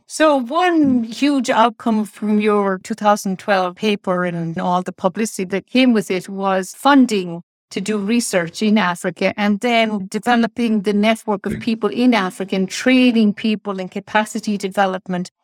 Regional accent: Ireland; I'm from Ireland

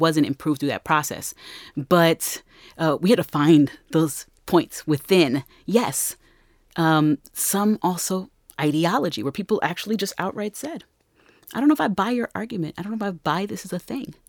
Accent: Newark, New Jersey, United States; I'm from Newark

